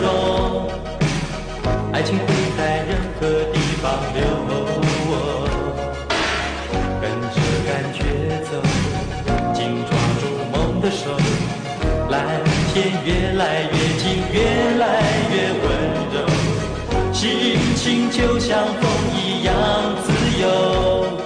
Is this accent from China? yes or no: no; Taiwan